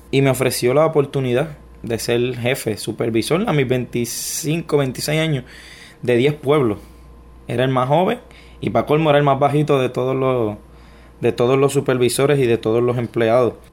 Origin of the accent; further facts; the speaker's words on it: Ponce, Puerto Rico; born there; Yo nací en, Ponce, en Puerto Rico. Desde que nací, pues mi familia ha estado en batallas legales. ¿Quién me va a tener? ¿Quién no me va a tener? Y, pero me crié entonces con mis abuelos.